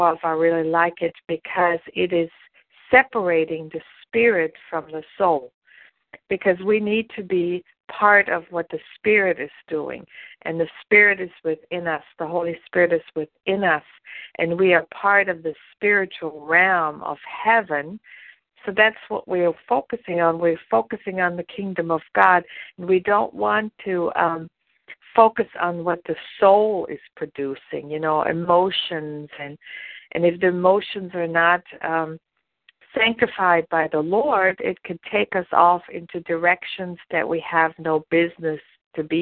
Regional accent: Germany; moved away as an adult; now in United States; I was born and raised in Germany. And I didn't come to the United States until I was almost 30 years old.

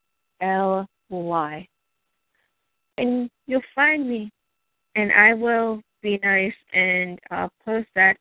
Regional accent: New Jersey, United States; I'm from New Jersey

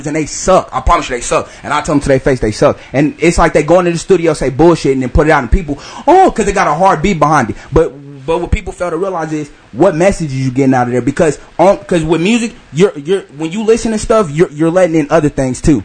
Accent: Wichita, Kansas, United States; I'm from Wichita

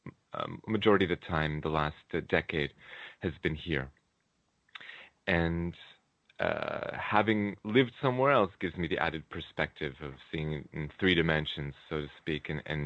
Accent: Toronto, Ontario, Canada; moved away as an adult; also born or lived in Israel; now in Tel Aviv, Israel; I was born in Toronto, Canada. That's where my English is from. And my father was actually born here in Israel, and his parents too. And I immigrated to Israel

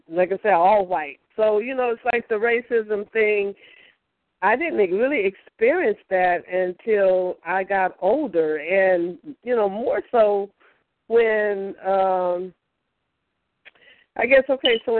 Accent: Georgia, United States; I'm actually from Georgia.

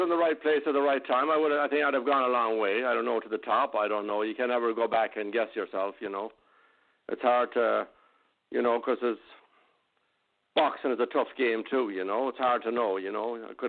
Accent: west of Ireland, Ireland; also born or lived in London / New York; now in United States; I came from London. I came from Ireland to London. I lived in London for a while. And then I came out to the States to box.

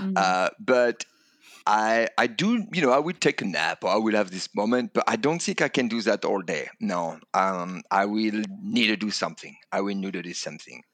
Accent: Calais, Hauts-de-France, France; English is a second language; moved away as an adult; now in United States; I come from France, um, and a l, small town called Calais in the north of France

